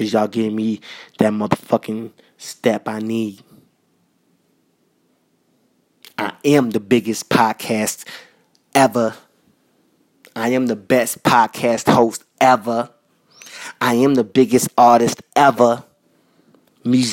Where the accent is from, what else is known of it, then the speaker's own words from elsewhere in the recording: New York City, New York, United States; I was raised in Queens. I was raised in Jamaica, Queens.